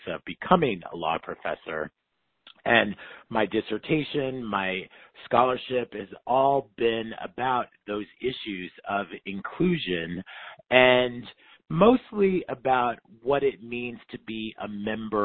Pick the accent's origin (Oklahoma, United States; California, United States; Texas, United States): Oklahoma, United States; Tulsa; moved away as an adult; also born or lived in North Carolina / Philadelphia, Pennsylvania / Michigan; now in New York, United States; I grew up in Oklahoma, and my mom is from Wewoka, Oklahoma, the capital of the Seminole Nation